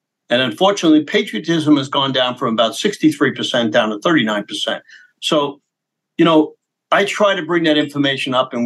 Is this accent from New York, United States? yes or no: yes; New York City, New York, United States; I was born in Brooklyn